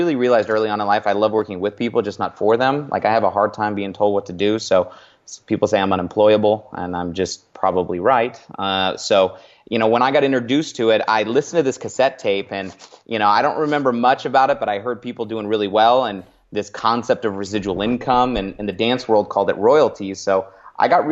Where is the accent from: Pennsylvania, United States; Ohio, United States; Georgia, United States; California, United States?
California, United States; Northern; moved away as an adult; also born or lived in San Francisco Bay Area / Los Angeles; now in Arizona, United States; I'm originally a California kid. I make my home in Arizona now, but I was born near the Bay. Ended up growing up in the sticks in Northern California, up in the mountains